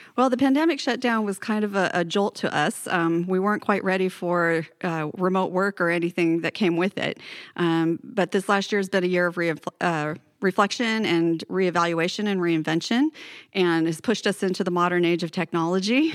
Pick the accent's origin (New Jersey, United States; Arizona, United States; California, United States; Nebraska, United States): California, United States; Paradise; also born or lived in Bay Area, California / Los Altos, California; now in Redding, United States; I'm originally from Paradise in Butte County